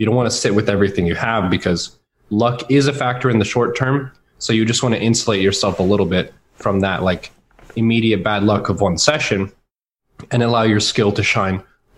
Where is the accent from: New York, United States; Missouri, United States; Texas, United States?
Texas, United States; also born or lived in Washington State, United States; I've spent the majority of my life in the Dallas-Fort Worth area. Mm-hmm. I was born in Washington State, so I was about 6 or 7 when we moved to Texas, and I chose not to take the accent.